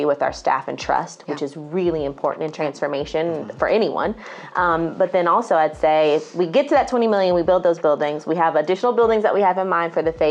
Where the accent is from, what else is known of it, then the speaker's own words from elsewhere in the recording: Tulsa, Oklahoma, United States; now in Atlanta, United States; I'm originally from Tulsa, Oklahoma. I'm not from the south side of Atlanta.